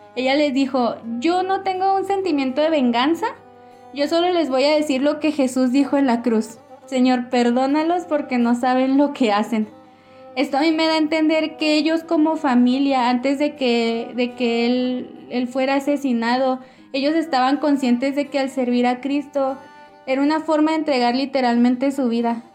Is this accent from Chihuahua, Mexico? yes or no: yes; Ciudad Juárez, Chihuahua, Mexico; moved away as an adult; now in El Paso, United States; tenemos casi tres años de casados y somos originarios de Ciudad Juárez, Chihuahua.